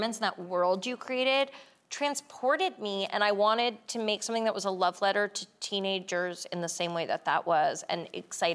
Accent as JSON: {"language": "English", "town": "New York City", "region": "New York", "country": "United States", "said": "I'm from Brooklyn"}